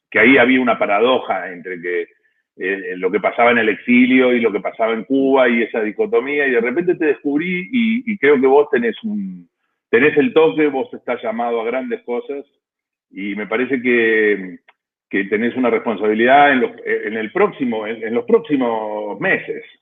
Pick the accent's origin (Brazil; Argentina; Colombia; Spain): Argentina; now in Buenos Aires, Argentina; Yo soy argentino, estoy en Buenos